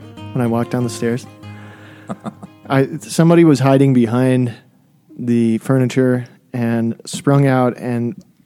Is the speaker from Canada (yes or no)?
no; Minnesota, United States; I'm from Minnesota.